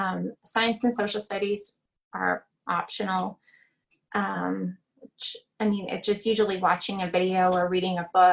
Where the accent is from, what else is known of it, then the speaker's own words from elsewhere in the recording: Louisiana, United States; born there; I was born in Louisiana. So I just say I'm from Texas because that's a step up.